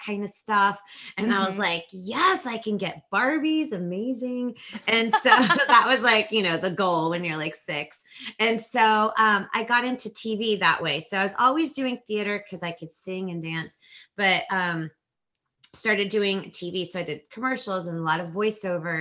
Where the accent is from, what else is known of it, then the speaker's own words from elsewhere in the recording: a suburb outside of Los Angeles, California, United States; I'm from Los Angeles. Well, a suburb outside of Los Angeles